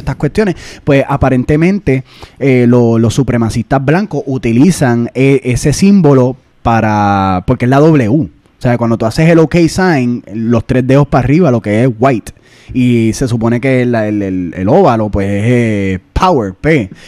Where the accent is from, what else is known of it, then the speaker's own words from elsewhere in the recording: Puerto Rico; moved away; nosotros somos puertorriqueños